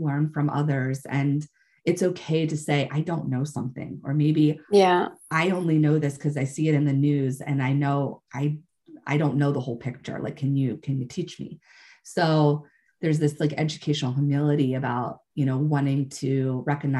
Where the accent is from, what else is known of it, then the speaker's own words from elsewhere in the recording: United States; I'm coming from the American perspective